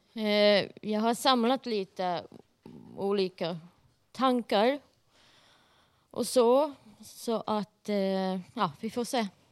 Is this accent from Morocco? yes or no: no; Finland; jag är äkta finne.